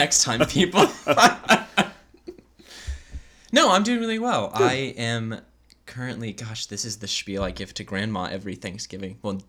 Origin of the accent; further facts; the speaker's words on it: Raleigh, North Carolina, United States; I was able to reflect on just how much I've been a kind of Raleigh native, you know, growing up, going to all the major museums and the zoo